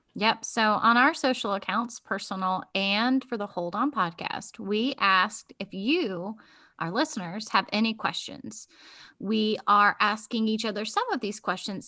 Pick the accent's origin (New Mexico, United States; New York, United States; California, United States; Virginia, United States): Virginia, United States; Virginia Beach; I was born in Virginia Beach